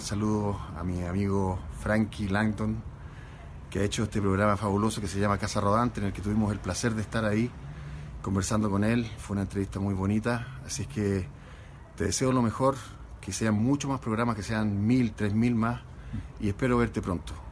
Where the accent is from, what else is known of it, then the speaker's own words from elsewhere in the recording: Chile; de Chile